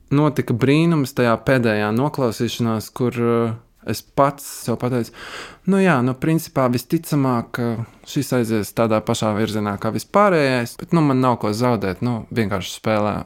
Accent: Valka, Latvia; also born or lived in Riga / Trossingen, Germany; now in Berlin, Germany; es pats nāku no Valkas

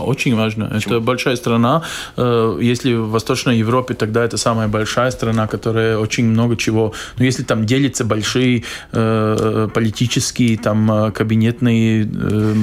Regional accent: Latvia; как латыш

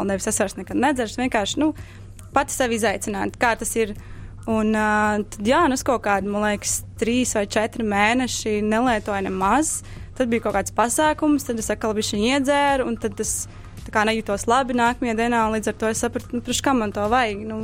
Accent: Cēsis, Latvia; es dzīvoju Cēsīs, kas ir nu, salīdzinoši maza

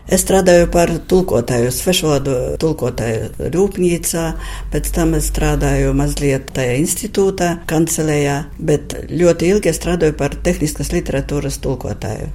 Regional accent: Balvi, Latgale, Latvia; moved away as an adult; now in Pskov, Russia; patiesi esmu no Balviem, no Latgales. Un ļoti sen es jau dzīvoju Pleskavā

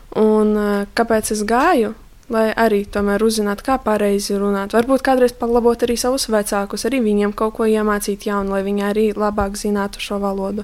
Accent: Latvia; mēs nākam no Latvijas

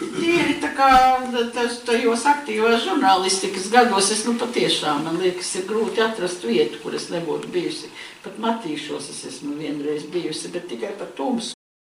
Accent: native region reached via Preiļi, Latgale, Latvia; moved away; mēs ar meitu bijām Latvijā, manā dzimtajā pusē, un tur braucām no, uz manu dzimto pusi no prēļiem cauri krācei

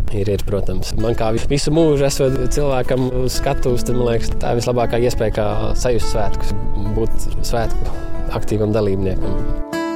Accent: Rucava, South Kurzeme Municipality, Latvia; also born or lived in Liepāja; Mēs tikko esam pārcēlušies no Liepājas uz Rucavu. Nu, te es esmu piedzimis

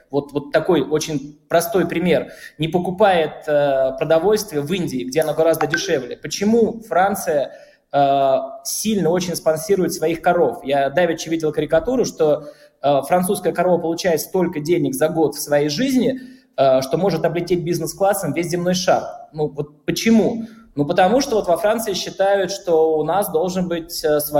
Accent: Bashkortostan, Russia; now in France; я натурализованный француз, да, я башкир по первому своему рождению

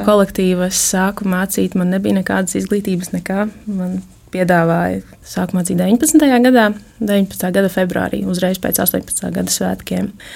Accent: Rēzekne, Latgale, Latvia; Es esmu no Reizeknas, esmu dzimusi augusi Reizeknē

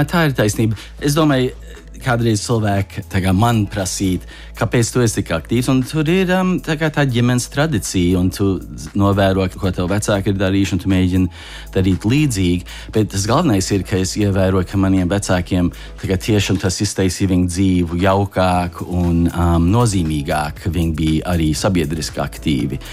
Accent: Chicago, Illinois, United States; moved away as an adult; now in Washington, D.C., United States; Es uzaugu Čikāgā, kur mums faktiski ir liela, liela tāda trimdas pēcteču grupa

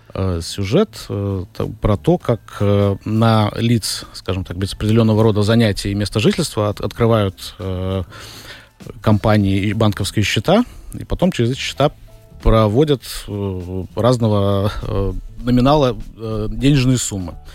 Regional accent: Riga, Latvia; родился в Риге, в Латвии.

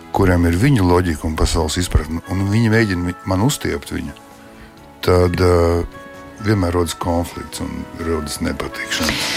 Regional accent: Liepāja, Kurzeme, Latvia; also born or lived in Leningrad; es piedzimu un uzaugu Pastilā 11. liepājā

